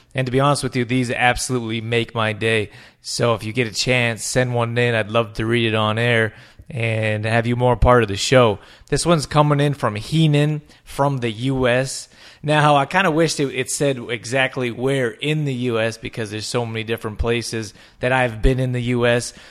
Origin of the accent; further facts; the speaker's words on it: Calgary, Alberta, Canada; moved away; I'm from Can-, Alberta, Calgary, Alberta, we got huge, giant mountains